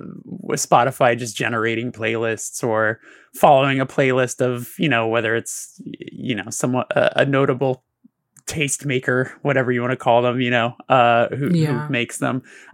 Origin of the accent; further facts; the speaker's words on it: Burbank, California, United States; the station was actually in the city that I grew up in Burbank